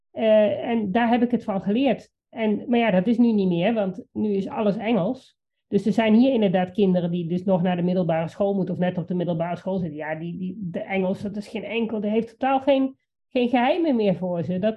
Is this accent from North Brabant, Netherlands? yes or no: no; Achterhoek, Gelderland, Netherlands; hier bij ons in de achterhoek